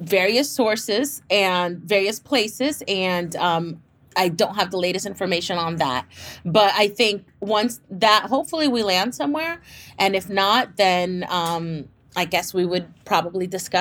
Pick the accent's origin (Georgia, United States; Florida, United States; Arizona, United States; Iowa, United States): Florida, United States; Miami; moved away; I come from the East Coast and Miami, you know, shout out to 305.